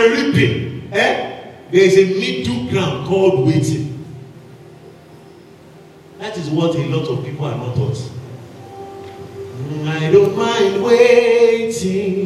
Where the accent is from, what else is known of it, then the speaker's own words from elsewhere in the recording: Lagos, Nigeria; I grew up in Lagos, so Lagos people have never seen farm